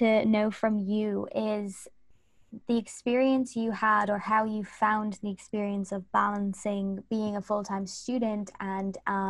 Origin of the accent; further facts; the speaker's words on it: Dublin, Leinster, Ireland; moved away as an adult; I was going from Dublin to the UK, so it's not too big of a jump